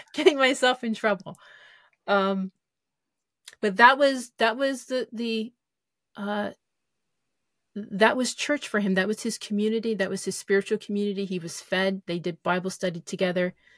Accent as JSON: {"language": "English", "country": "United States", "said": "as American Christians"}